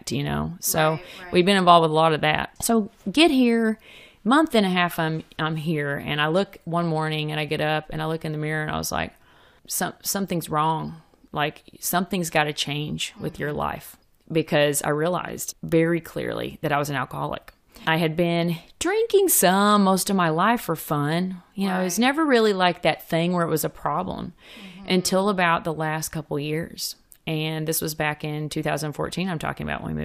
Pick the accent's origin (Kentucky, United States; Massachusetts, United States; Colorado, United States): Kentucky, United States; now in Austin, United States; I'm originally from Kentucky, grew up there, good old Kentucky roots.